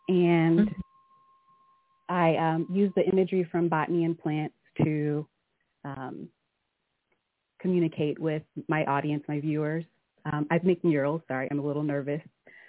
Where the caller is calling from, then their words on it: Indianapolis, Indiana, United States; I'm calling from Indianapolis, Indiana.